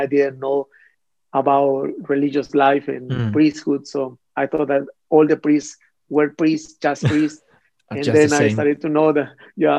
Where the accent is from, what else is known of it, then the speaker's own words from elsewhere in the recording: Mexico; moved away as an adult; also born or lived in United States; I was born in Mexico and I grew up there